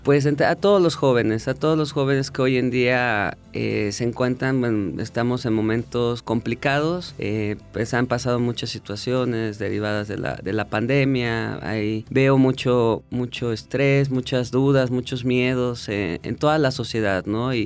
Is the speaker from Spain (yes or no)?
no; Mexico; moved away as an adult; yo cuando regresé a México